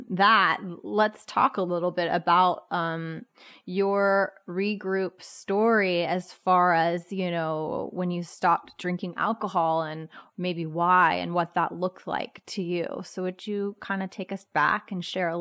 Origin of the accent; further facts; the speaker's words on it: Florida, United States; moved away; I'm from Florida and I've always been a beach girl